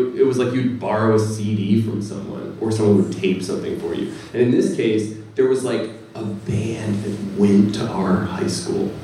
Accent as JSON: {"language": "English", "town": "Ardmore", "region": "Pennsylvania", "country": "United States", "tie": "born or raised there", "said": "I grew up in Ardmore"}